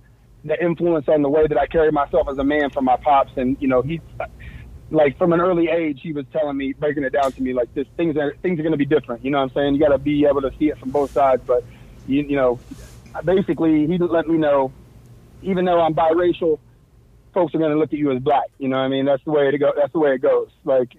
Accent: Terre Haute, Indiana, United States; also born or lived in Fort Bragg, North Carolina; Oh, no, actually, I take it back. I wasn't born in Terre Haute.

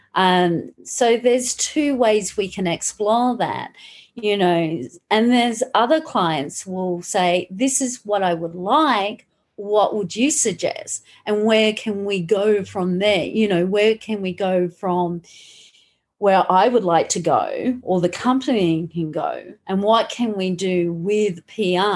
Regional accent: Australia; also born or lived in Malaga, Spain; now in Brisbane, Australia; I'm Australian. so when I do live in um, Australia, I'm in Brisbane.

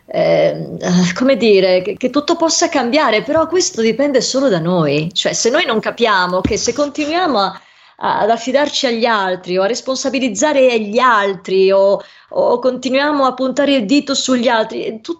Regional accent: Venice, Veneto, Italy; io non credo di essere vabbè, a parte io sono veneziana, però voglio dire, Roma e guai chi l'Italia

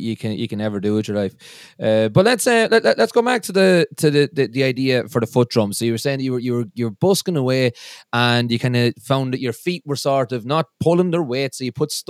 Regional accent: Midlands, Ireland; I'm from the Midlands in Ireland, and if there's an A in anything, we put about 7 A's after that initial

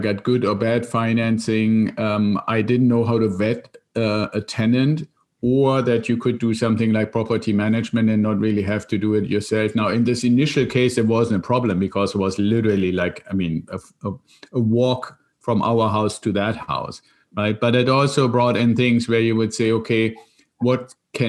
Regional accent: Germany; moved away as an adult; there's still some of the accent as your audience and you can hear, I'm originally from Germany and came over here in an exchange program with the Air Force

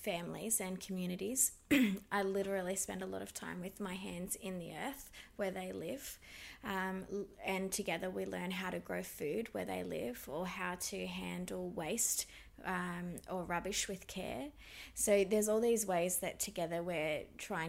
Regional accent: Grafton, New South Wales, Australia; also born or lived in Yamba, New South Wales; I grew up on Bundjalung country in Grafton and Yamba in New South Wales

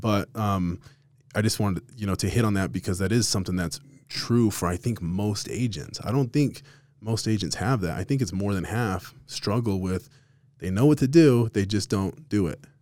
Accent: Las Vegas, Nevada, United States; now in Utah, United States; I'm from Vegas originally

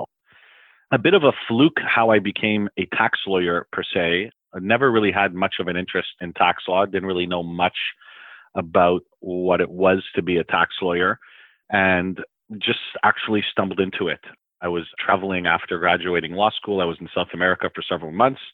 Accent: Montreal, Quebec, Canada; I grew up in the West Island

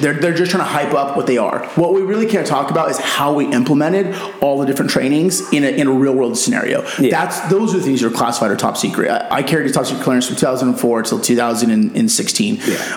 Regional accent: Yuma, Arizona, United States; moved away as an adult; now in Scottsdale, United States; I grew up in Yuma

